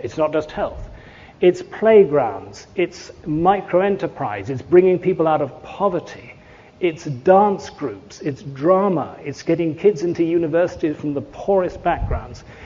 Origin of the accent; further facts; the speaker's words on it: England, United Kingdom; I'm English